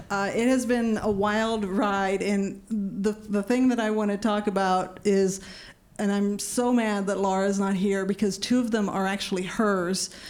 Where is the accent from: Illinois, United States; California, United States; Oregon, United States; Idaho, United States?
California, United States; growing up in Orange County, you know.